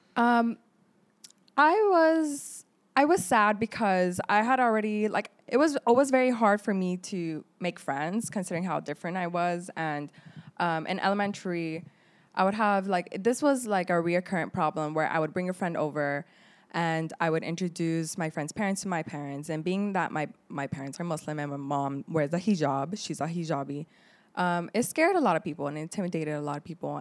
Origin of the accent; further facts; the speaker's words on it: Laredo, Texas, United States; English is a second language; also born or lived in Lebanon; I am a Palestinian Lebanese woman, partly raised in Laredo, and, um, the other part was in Lebanon